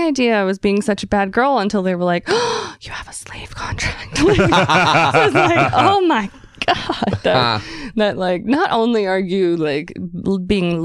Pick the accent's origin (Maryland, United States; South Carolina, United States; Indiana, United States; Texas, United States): South Carolina, United States; moved away; I grew up in South Carolina